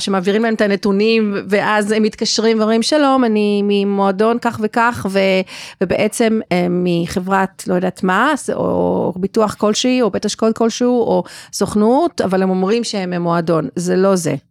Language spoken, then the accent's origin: Hebrew; South Africa; now in Israel; אני גדלתי בדרום אפריקה, וזה באמת היה לפני הרבה שנים, כי אני בארץ כבר הרבה שנים